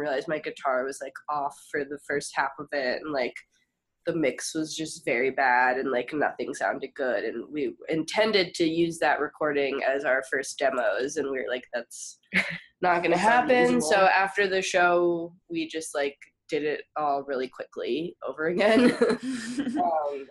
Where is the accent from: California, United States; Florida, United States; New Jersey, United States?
New Jersey, United States; Montclair; moved away as an adult; also born or lived in Ohio; When I was in high school, they came to my hometown